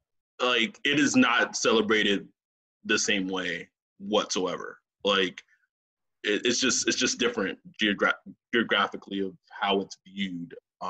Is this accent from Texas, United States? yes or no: yes; Texas, United States; moved away as an adult; now in California, United States; I was born and raised in Texas.